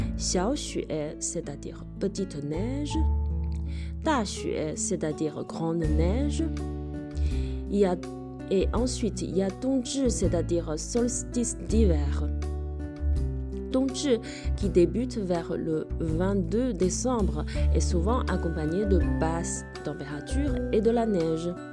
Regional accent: China; En tant que chinoise

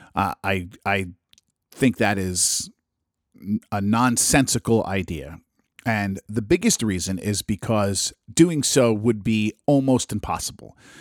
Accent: New Jersey, United States; my home state of New Jersey

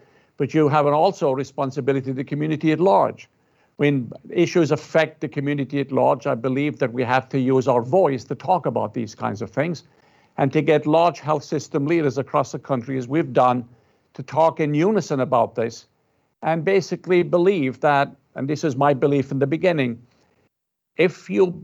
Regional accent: Ireland; now in United States; I'm Irish. And I'm from Ireland

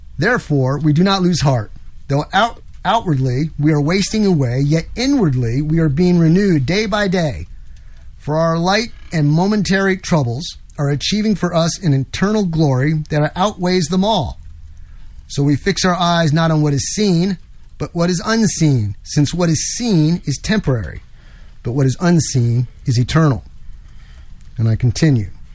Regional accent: New York, United States; moved away; I'm from New York originally

